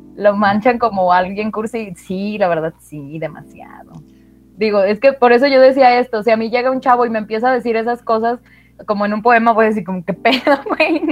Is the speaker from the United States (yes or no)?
no; Mexico; estamos en México